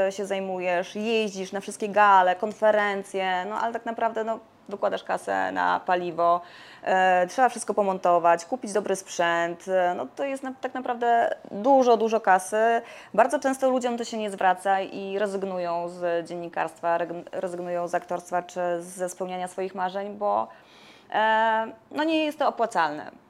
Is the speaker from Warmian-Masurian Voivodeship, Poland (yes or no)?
yes; Warmian-Masurian Voivodeship, Poland; ja tak pochodzę tak z Mazur